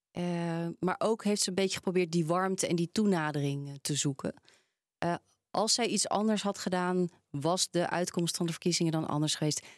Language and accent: Dutch; Randstad, Netherlands; Ze horen waarschijnlijk ook dat ik ben opgegroeid in de Randstad.